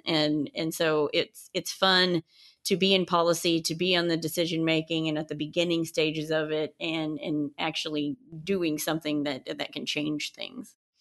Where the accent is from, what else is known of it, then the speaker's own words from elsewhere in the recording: West Texas, United States; also born or lived in Colorado / Houston; I am originally from Colorado, but I grew up in West Texas